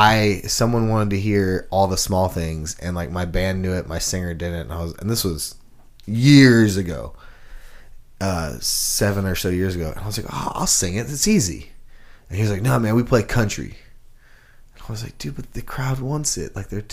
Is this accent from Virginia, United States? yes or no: no; Houston, Texas, United States; I came from Houston, Texas, and we had the Texas country scene